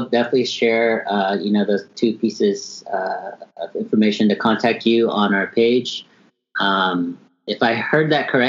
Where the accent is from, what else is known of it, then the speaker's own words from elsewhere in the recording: Dallas, Texas, United States; I'm from Dallas.